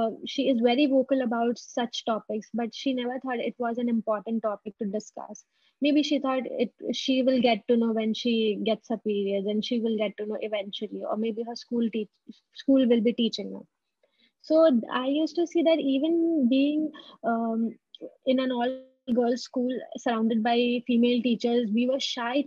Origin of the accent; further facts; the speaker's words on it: Kolkata, West Bengal, India; moved away as an adult; also born or lived in Delhi NCR; I came back to my hometown